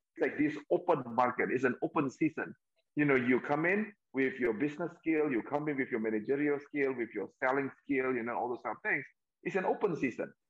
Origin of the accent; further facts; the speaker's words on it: Medan, North Sumatra, Indonesia; also born or lived in New York, United States; now in Jakarta, Indonesia; Medan, my hometown